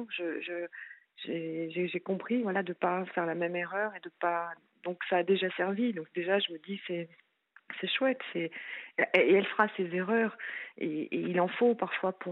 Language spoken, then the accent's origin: French; France; now in Switzerland; non, non, non, je suis française et j'avais suivi mon, mon ex-mari en fait.